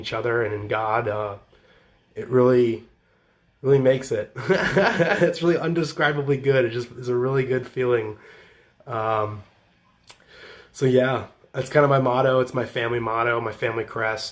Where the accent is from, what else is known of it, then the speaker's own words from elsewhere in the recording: Champaign, Illinois, United States; moved away; also born or lived in Southern California; friends in Champaign, my hometown